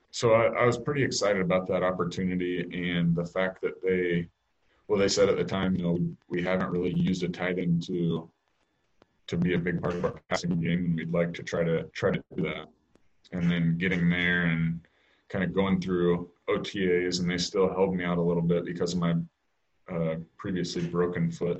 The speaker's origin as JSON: {"language": "English", "town": "Kansas City", "country": "United States", "tie": "born or raised there", "said": "growing up in Kansas City"}